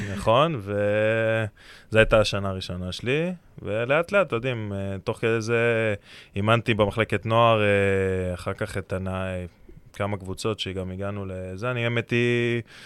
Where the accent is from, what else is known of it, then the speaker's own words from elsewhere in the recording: Herzliya, Tel Aviv District, Israel; אני גדלתי בהרצליה